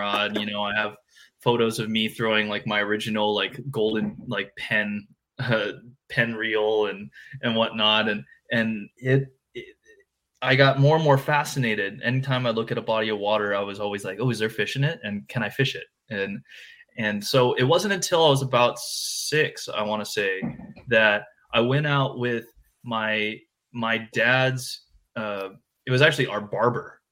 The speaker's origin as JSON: {"language": "English", "region": "Hawaii", "country": "United States", "tie": "born or raised there", "said": "born and raised in Hawaii"}